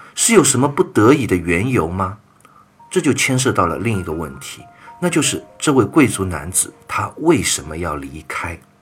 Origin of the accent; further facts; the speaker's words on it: China; 我们中国人就是这么有礼貌、有文化